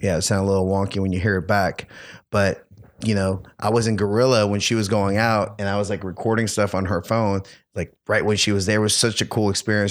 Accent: New Orleans, Louisiana, United States; I'm from New Orleans, huge Saints fan

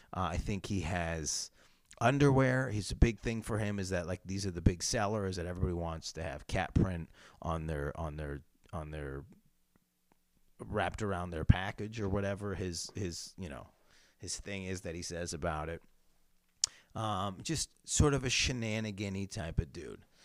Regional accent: Syracuse, New York, United States; I grew up in Syracuse, New York

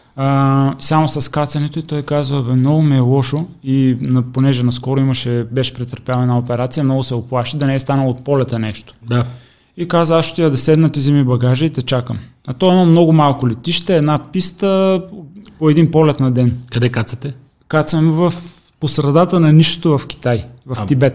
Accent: Sliven, Sliven Province, Bulgaria; moved away as an adult; now in Sofia, Bulgaria; Аз съм от, от Сливен

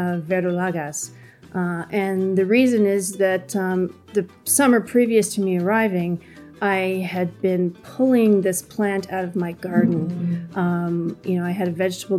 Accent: Canada; moved away as an adult; now in Mexico; I'm Canadian and I arrived to Mexico in October of 2009

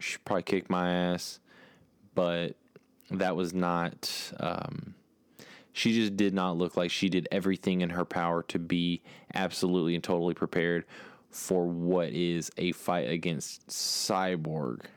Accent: Texas, United States; I'm from Texas

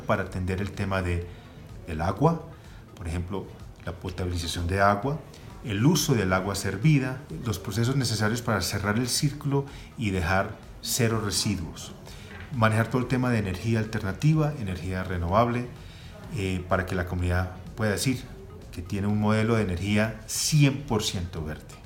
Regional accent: Colombia; moved away as an adult; also born or lived in United States; Siendo colombiano, con un gran interés en regresar al país

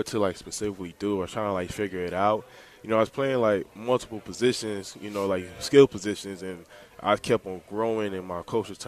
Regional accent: Glenarden, Maryland, United States; also born or lived in Texas / Bladensburg, Maryland; now in Harrisonburg, United States; I grew up in Glen Arden. So I was born in Texas, lived there 3.5 years, then moved to Maryland, Prince George's County, Maryland.

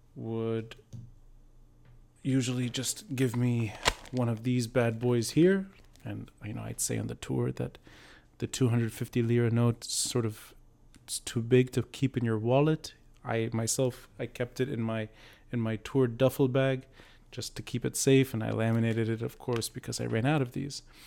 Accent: Beirut, Beirut Governorate, Lebanon; growing up in Beirut later

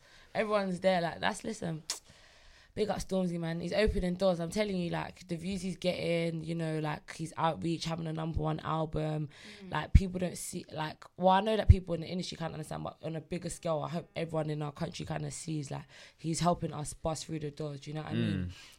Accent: Nigeria; Listen, no, I look at AJ like big bro, like, hey big bro, you Nigerian, I'm Nigerian, you know.

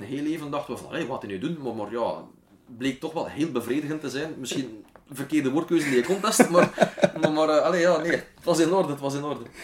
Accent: Wetteren, Flanders, Belgium; born or raised there

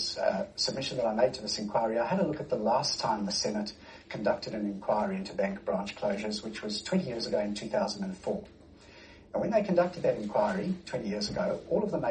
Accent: South Africa; now in Australia; as a South African, dual South African national myself

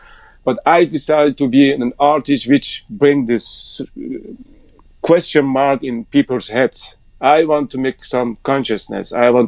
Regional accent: Iran; English is a second language; my background is Muslim. I come from Iran.

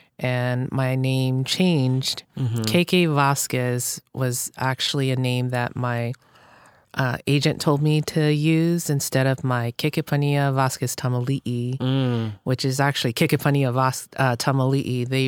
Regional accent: Hawaii, United States; But I'm like, that's my roots. That's where I came from. I grew up in Hawaii, went to Kamehameha schools

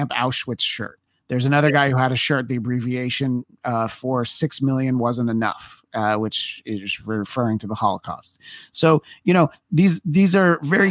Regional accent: New York, United States; I'm from New York

